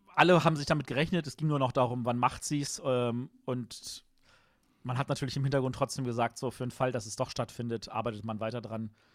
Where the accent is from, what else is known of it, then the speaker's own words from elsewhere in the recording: Germany; als Deutsche